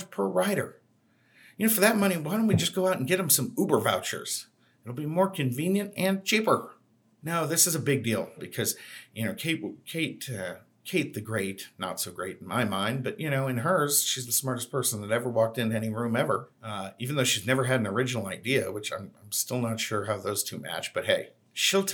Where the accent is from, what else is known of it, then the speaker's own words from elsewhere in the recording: Boston, Massachusetts, United States; now in Phoenix, United States; I grew up in Boston